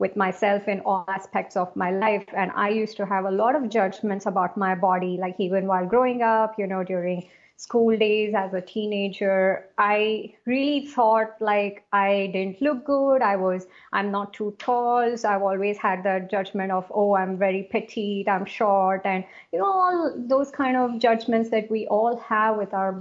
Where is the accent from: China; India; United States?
India; South India; also born or lived in Asia / Middle East; now in Singapore; I am originally from India, from South India, and I am currently based in Singapore